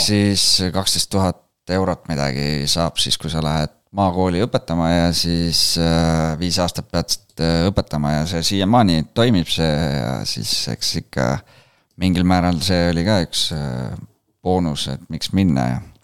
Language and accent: Estonian; Rakvere, Lääne-Viru County, Estonia; now in Tallinn, Estonia; ma olen tulnud Rakverest, et praegu elan Tallinnas ja töötan Viimsis